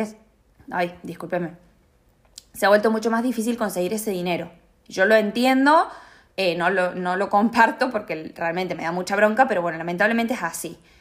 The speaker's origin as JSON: {"language": "Spanish", "country": "Argentina", "moved": "yes", "lives_now": "Australia", "said": "nosotros como argentinos, como latinoamericanos"}